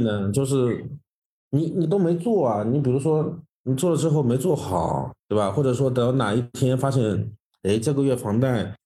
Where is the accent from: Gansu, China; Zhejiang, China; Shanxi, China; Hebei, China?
Zhejiang, China; 我们浙江人